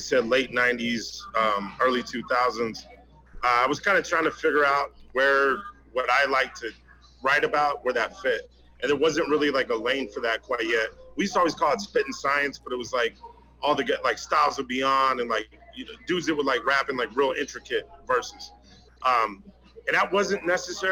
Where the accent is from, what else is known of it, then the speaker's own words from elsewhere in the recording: New Mexico, United States; now in Arizona, United States; I grew up in Galveston, New Mexico